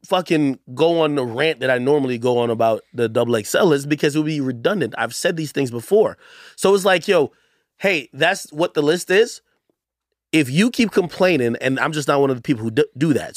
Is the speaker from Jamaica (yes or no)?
yes; Jamaica; moved away; I'm from Jamaica.